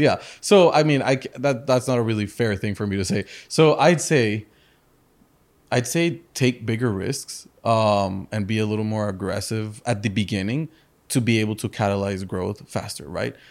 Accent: Madrid, Community of Madrid, Spain; also born or lived in Chicago; now in Miami, United States; I was born in Chicago. Uh, my parents are from Colombia and from the U S. I grew up in Madrid, in Spain, and, uh, then I moved over to Miami fifteen years ago

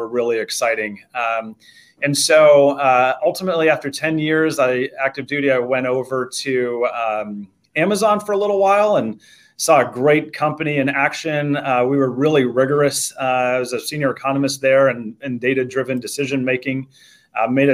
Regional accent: Atlanta, Georgia, United States; moved away as an adult; also born or lived in Notre Dame, Indiana / Austin, Texas / Air Force Academy, Colorado; born and raised in the Atlanta area

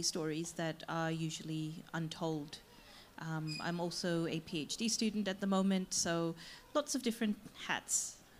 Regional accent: Kenya; also born or lived in Hong Kong; now in Australia; I'm also a migrant, although my story takes a little bit of a detour in that I was born in Hong Kong, grew up in Kenya, and then moved here. And I've been here for about 15 years now.

